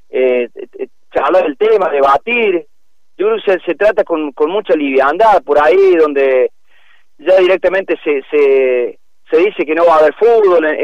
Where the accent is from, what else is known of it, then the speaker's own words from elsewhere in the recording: Argentina; yo creo que de todas maneras como como como argentinos que somos difíciles hemos hecho bastante bien las cosas